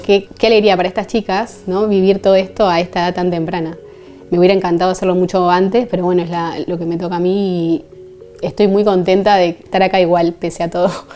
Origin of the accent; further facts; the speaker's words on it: Buenos Aires, Argentina; moved away as an adult; now in Seville, Spain; soy de Argentina, de Buenos Aires